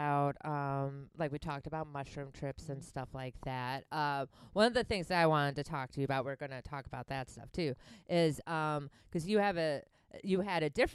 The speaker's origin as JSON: {"language": "English", "town": "Milwaukee", "region": "Wisconsin", "country": "United States", "said": "I'm from Milwaukee"}